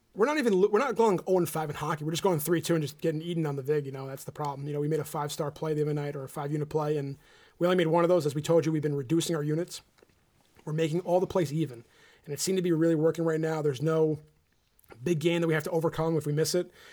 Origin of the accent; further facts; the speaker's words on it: New Jersey, United States; we're from New Jersey